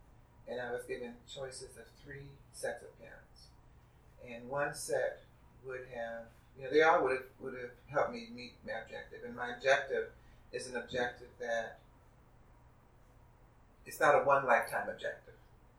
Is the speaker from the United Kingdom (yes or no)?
no; Detroit, Michigan, United States; moved away as an adult; when I came out here from Detroit, I was 29 years old, and I was the only person in my family that went to church every Sunday.